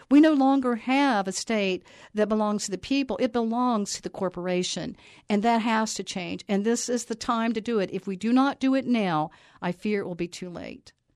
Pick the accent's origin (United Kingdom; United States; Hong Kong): United States; Buzzard Rock Mountain, north of Charleston, West Virginia; I grew up on Buzzard Rock Mountain, north of, um, Charleston.